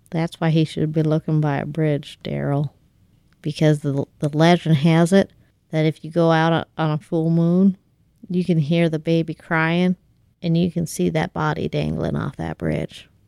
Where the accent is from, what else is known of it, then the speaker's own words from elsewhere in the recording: Kansas, United States; Did I tell you that I'm from Kansas?